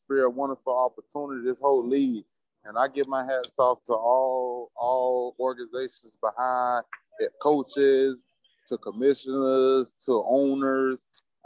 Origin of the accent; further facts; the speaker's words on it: Florida, United States; I'm from Florida